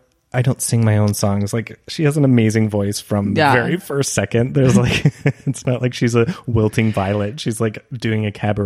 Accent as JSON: {"language": "English", "country": "Canada", "said": "But I'm Canadian."}